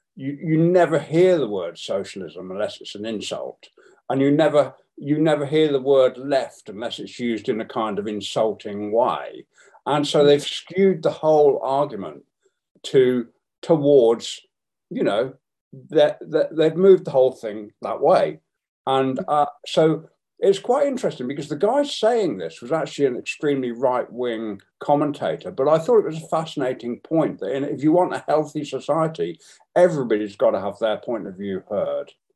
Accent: England, United Kingdom; When people said, Where are you from? I would proudly say I was from England.

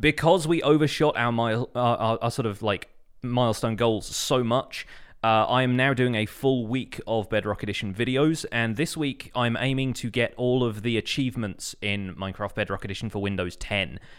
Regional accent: United Kingdom; I'm British

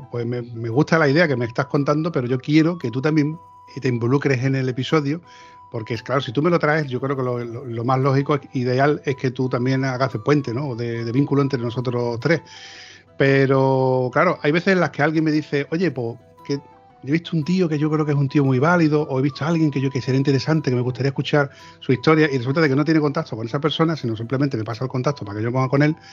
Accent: Osuna, Andalusia, Spain; ¿Por dónde andas? Yo soy de Osuna, de Sevilla.

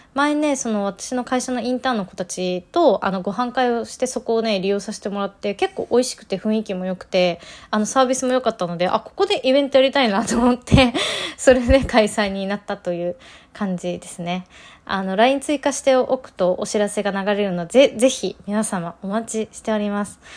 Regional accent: Nagano, Japan; moved away; 私地元は長野県です

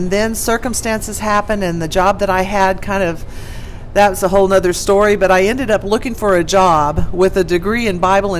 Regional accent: El Paso, Texas, United States; moved away; El Paso, Texas. That's my hometown.

